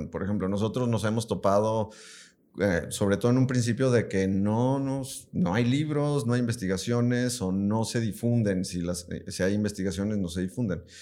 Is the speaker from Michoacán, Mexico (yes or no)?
yes; Yurécuaro, Michoacán, Mexico; now in Guadalajara, Mexico; Bueno, yo ni soy de aquí, ¿verdad?